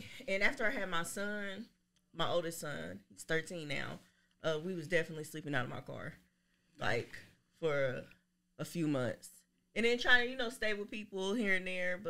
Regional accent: Dayton, Ohio, United States; I am from Dayton, Ohio. I grew up everywhere.

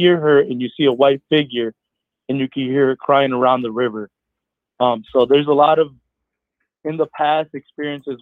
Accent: Mexico; I'm from Mexico

